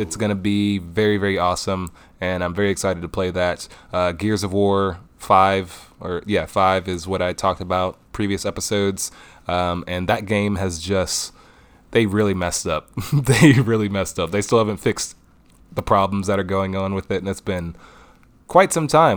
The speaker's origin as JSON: {"language": "English", "town": "Detroit", "region": "Michigan", "country": "United States", "tie": "born or raised there", "said": "born and raised in Detroit"}